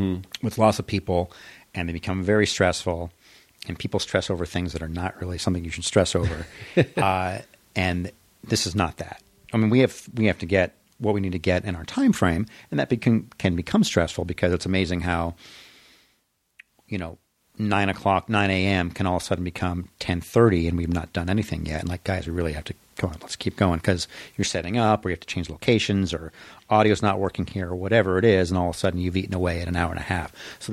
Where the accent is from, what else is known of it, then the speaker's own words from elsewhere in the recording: Los Angeles, California, United States; moved away as an adult; also born or lived in Sherman Oaks, California / Chicago; I grew up in the San Fernando Valley.